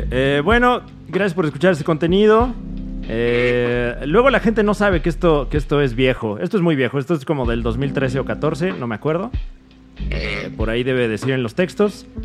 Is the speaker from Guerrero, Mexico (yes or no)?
yes; Acapulco, Guerrero, Mexico; soy de Acapulco.